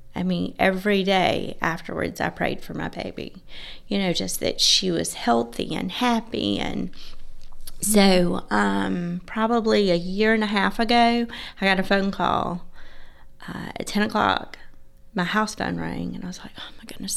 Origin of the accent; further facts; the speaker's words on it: Georgia, United States; I was raised in a small town, uh, in Georgia.